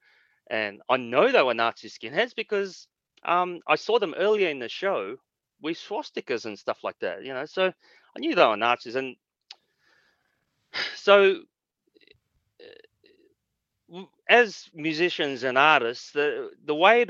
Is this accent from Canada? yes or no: no; Australia; As an Asian guy growing up in Australia